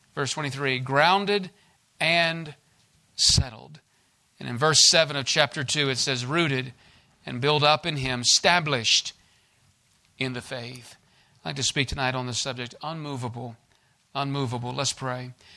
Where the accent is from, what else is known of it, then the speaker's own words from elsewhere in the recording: United States; I was born in the States and born in the land of the free and home of the brave